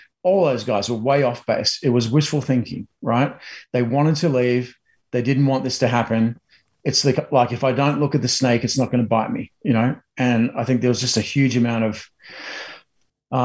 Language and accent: English; Australia; now in United States; as a Aussie in America